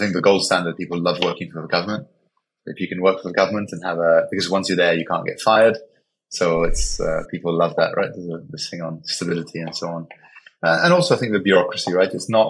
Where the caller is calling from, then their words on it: Panama City, Panama; Yeah, I'm calling from Panama City, Panama. So nice and sunny here.